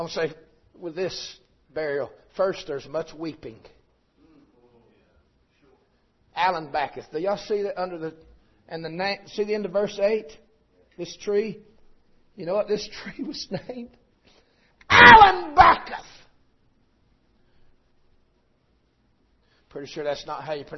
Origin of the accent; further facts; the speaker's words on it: Tunnel Hill, Georgia, United States; I'm from Tunnel Hill, Georgia